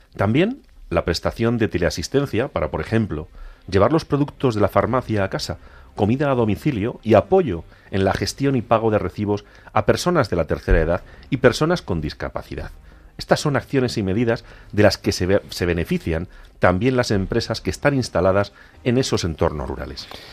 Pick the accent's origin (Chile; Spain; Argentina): Spain; Agudo, Castilla-La Mancha; mi pueblo agudo está en las lindes de Badajoz